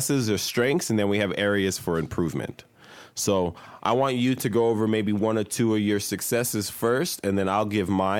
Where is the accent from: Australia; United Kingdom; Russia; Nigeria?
Nigeria; now in Salt Lake City, United States; I'm Nigerian